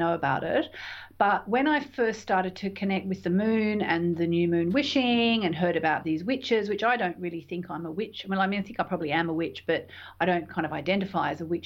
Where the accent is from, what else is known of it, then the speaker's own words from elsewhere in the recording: Tasmania, Australia; moved away; also born or lived in London; I grew up in Tasmania. And I'd been living in London by this stage for a couple of years